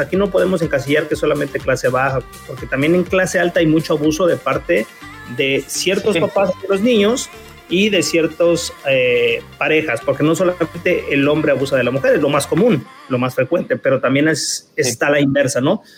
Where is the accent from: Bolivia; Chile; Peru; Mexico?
Mexico; Puebla; now in Puerto Vallarta, Mexico; yo me acuerdo donde yo crecí, yo soy de Puebla y donde yo crecí eran barrios en ese entonces.